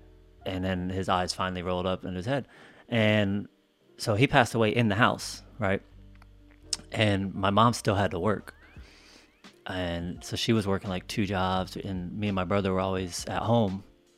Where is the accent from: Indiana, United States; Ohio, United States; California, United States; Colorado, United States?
Colorado, United States; So we grew up in Colorado most of the time, and that's where he got sick.